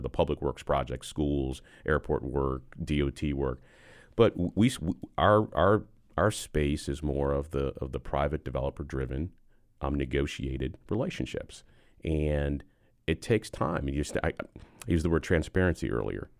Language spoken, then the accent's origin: English; Buffalo, New York, United States; moved away as an adult; now in Charlotte, United States; I'm originally from Buffalo, New York